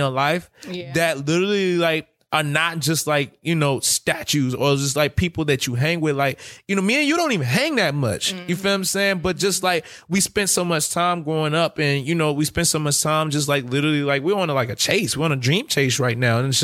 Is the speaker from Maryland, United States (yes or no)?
yes; Clinton, Maryland, United States; also born or lived in Washington, District of Columbia, United States; growing up in Clinton, you know, and then I was in DC over in 58th.